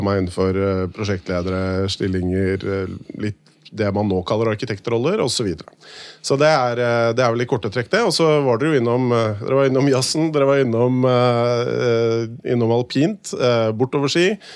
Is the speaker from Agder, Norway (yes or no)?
no; Hakadal, Akershus, Norway; also born or lived in Bergen; født og oppvokst i Hakadal og bodd der hele livet, bortsett fra fire år i Bergen